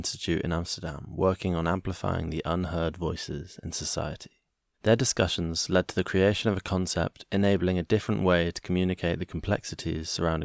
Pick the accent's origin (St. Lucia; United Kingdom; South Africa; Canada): United Kingdom; Bristol, South West England; in my hometown of Bristol